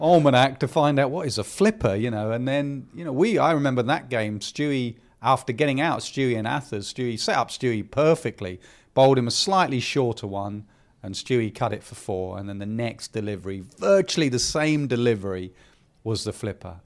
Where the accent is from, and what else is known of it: England, United Kingdom